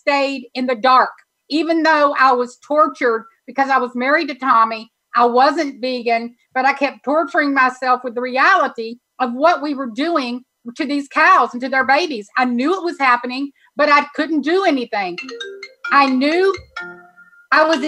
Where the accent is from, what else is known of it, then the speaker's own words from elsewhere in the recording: Texas, United States; being a Texan